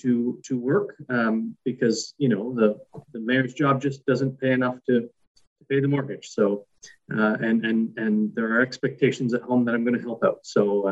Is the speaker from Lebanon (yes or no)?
no; Brighton, Ontario, Canada; I was raised here in Brighton. I'm a graduate of both Brighton Public School and East Northumberland Secondary School.